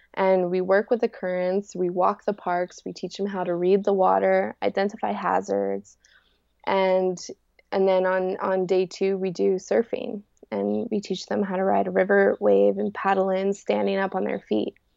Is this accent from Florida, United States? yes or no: no; Rifle, Colorado, United States; I was born in Rifle, Colorado, and I live in my van now.